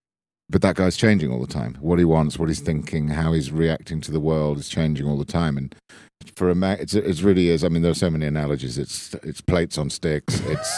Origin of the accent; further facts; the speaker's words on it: Bournemouth, South West England, United Kingdom; No, I was from Dorset in the south coast of England, a town called Bournemouth